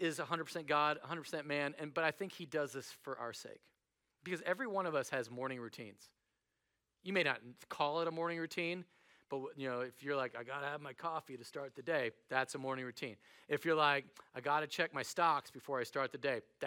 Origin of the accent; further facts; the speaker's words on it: United States; I'm American